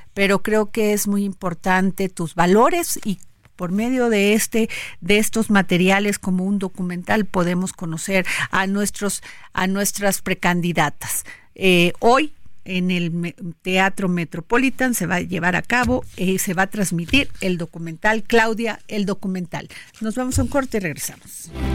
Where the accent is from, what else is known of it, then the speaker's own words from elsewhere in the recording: Veracruz, Mexico; now in Mexico City, Mexico; yo que soy veracruzana